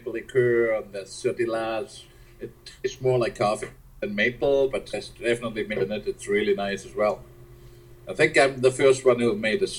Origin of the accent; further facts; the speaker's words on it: Germany; now in Nova Scotia, Canada; I grew up in Lake Forest in Germany, and my grandparents were farmers